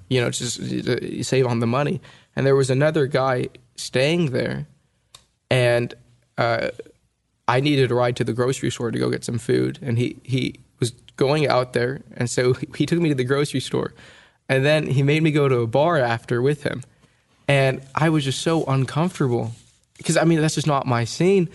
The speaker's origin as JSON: {"language": "English", "region": "California", "country": "United States", "tie": "born or raised there", "said": "my sister and I were born and raised in California"}